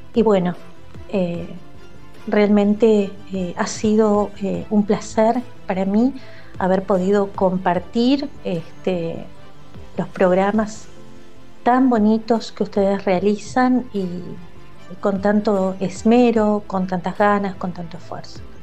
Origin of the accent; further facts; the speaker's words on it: Tucumán, Argentina; accent: tonada; de Tucumán